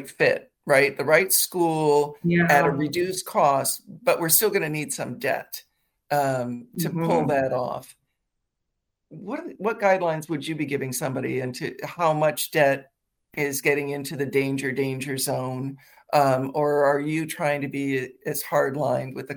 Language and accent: English; Midwest, United States; now in Washington, D.C., United States; I grew up in the Midwest